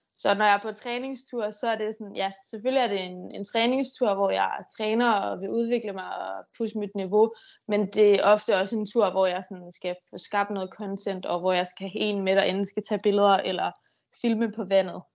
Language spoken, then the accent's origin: Danish; Denmark; hjemme i Danmark